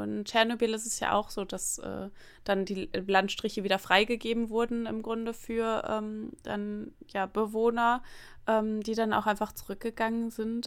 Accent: near the Emsland, Lower Saxony, Germany; bin ja ähm, in einer kleinen Stadt, ähm, ja in der Nähe des Emslands aufgewachsen

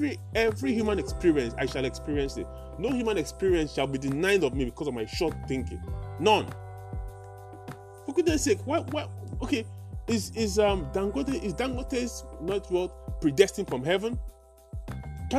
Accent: Nigeria; I'm a Nigerian

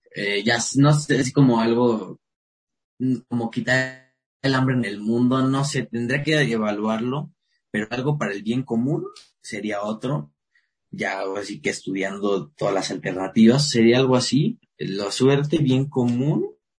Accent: Querétaro, Mexico; Soy de, soy de Querétaro, soy de provincia

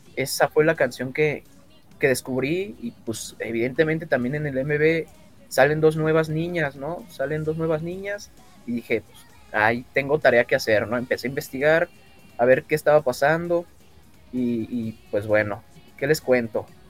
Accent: Mexico; tengo 24 años y, soy de México.

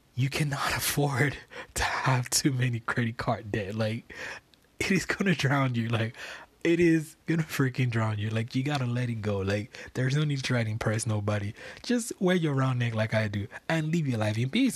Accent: Lagos, Nigeria; moved away as an adult; now in United States; I was born on Lagos Island in Nigeria, and I was raised in a place called Ebutemeta, which I lived for a long period of time.

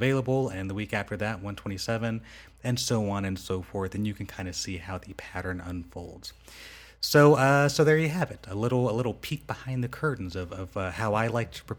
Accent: Rancho Cucamonga, California, United States; moved away as an adult; now in Las Vegas, United States; I grew up in Rancho Cucamonga.

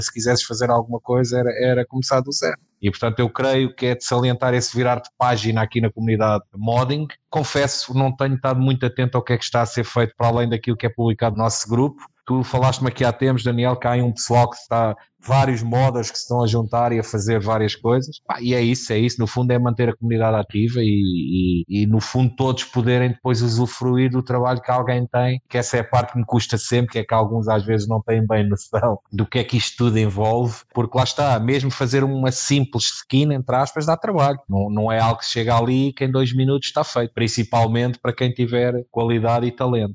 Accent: Sintra, Lisbon, Portugal; eu sou aqui da zona de Sintra

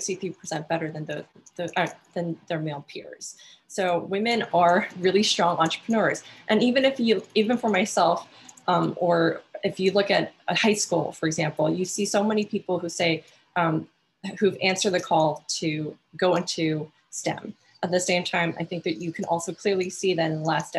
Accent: Alaska, United States; I come from Alaska

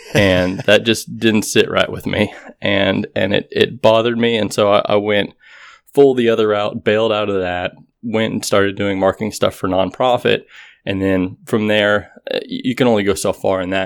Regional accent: Texas, United States; growing up in Texas

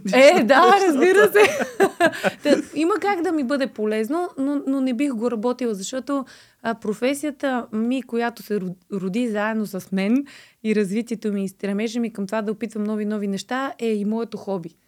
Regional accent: Blagoevgrad, Blagoevgrad Province, Bulgaria; Нося и поздрави от Благоевград, от моя роден край

